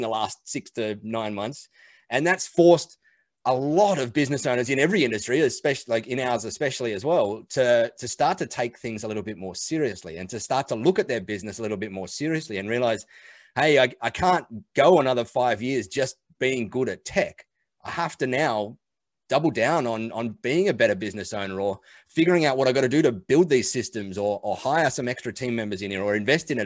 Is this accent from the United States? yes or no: no; Australia; I'm an Aussie. I live out here in Australia on the beach